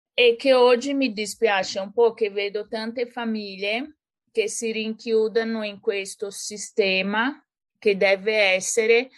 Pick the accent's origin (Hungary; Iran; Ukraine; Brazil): Brazil; São Paulo; Italian is a second language; moved away as an adult; now in Florence, Italy; sono brasiliana e sono nata e cresciuta a San Paolo. Poi con 22 anni mi sono trasferita in Italia